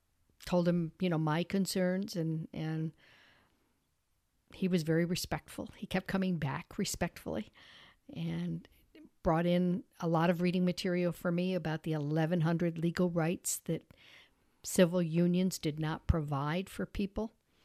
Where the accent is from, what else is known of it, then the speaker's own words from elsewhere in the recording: Peru, New York, United States; And that was the era that I grew up in Peru, graduated from the Peru school, and it was good.